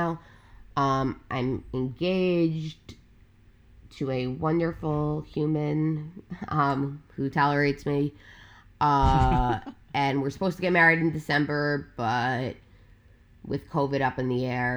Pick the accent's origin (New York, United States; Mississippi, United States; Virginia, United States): New York, United States; Long Island; I am born and raised on Long Island, on Long Island, which is like where the Hamptons